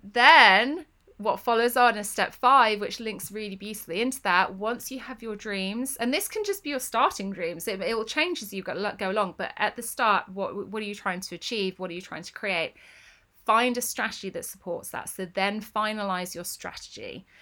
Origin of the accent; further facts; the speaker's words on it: Northampton, East Midlands, United Kingdom; moved away; I grew up in Northampton.